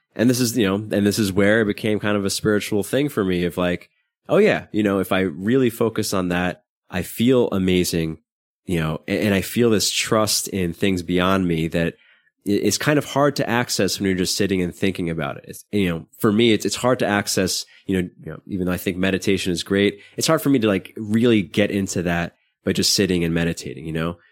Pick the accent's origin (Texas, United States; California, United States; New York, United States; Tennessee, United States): New York, United States; New York City; I grew up in Brooklyn, not in a particularly bad neighborhood